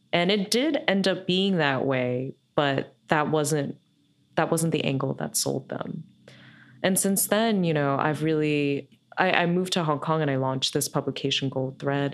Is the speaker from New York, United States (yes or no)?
yes; New York, United States; I grew up here in New York